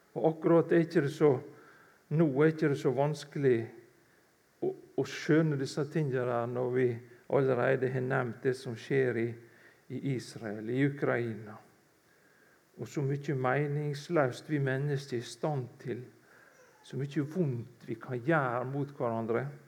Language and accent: Norwegian; Kvitsøy, Rogaland, Norway; moved away; jeg stammer egentlig fra Kvitsøy i Rogaland, ute i Buknafjorden der.